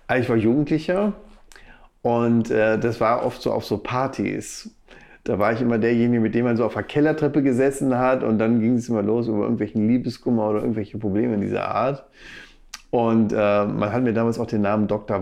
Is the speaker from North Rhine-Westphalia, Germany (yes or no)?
yes; Bielefeld, North Rhine-Westphalia, Germany; also born or lived in Arnsberg / Hagen / Dortmund; now in Gütersloh, Germany; mit fünf bin ich dann nach Bielefeld gezogen und da habe ich dann auch meine Kindheit und auch einen großen Teil meines Erwachsenenlebens äh, verbracht.